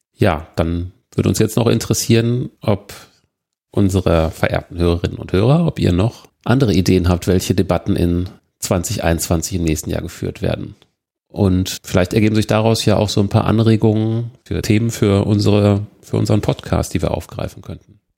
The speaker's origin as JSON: {"language": "German", "country": "Germany", "said": "bei uns in Deutschland"}